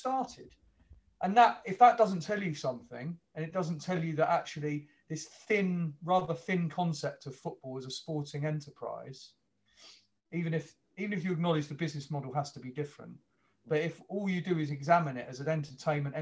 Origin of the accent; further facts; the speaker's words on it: London, United Kingdom; moved away as an adult; also born or lived in Earlsfield / Brighton; I haven't lived where I was born for 38 years, you know, where I was brought up in Wimbledon Park.